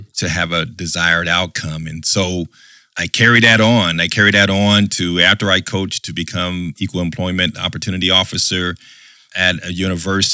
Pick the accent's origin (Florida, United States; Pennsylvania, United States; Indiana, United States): Indiana, United States; Anderson; born and raised in Anderson, Indiana